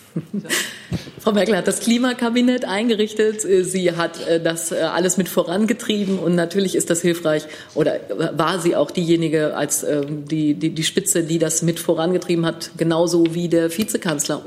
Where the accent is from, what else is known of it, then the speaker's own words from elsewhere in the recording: Münster, North Rhine-Westphalia, Germany; ich komme aus Münster.